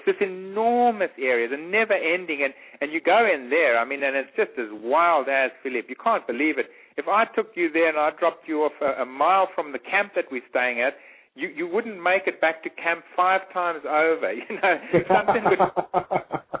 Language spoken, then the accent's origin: English; Eswatini; moved away; the area I grew up in, which is I grew up in Swaziland